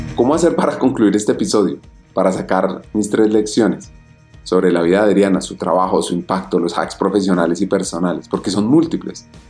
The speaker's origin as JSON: {"language": "Spanish", "country": "Colombia", "said": "los colombianos"}